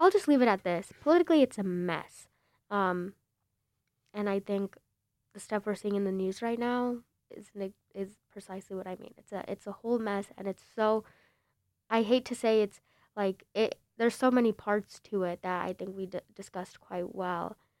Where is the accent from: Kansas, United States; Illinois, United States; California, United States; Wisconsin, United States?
Illinois, United States; Bloomingdale; also born or lived in Chicago; I'm from Bl-, L-, you know Roselle, Bloomingdale